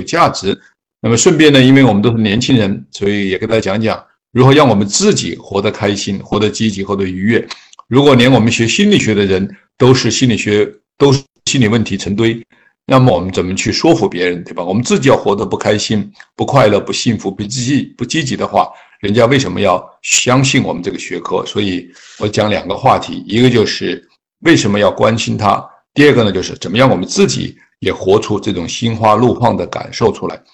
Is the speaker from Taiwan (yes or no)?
no; China; 比如说我们中国人 孝道、天伦之乐，一定是我们美好生活特别重要的元素